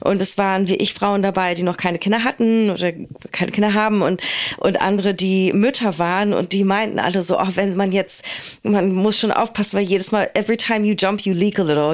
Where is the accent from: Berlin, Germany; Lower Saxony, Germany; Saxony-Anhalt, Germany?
Berlin, Germany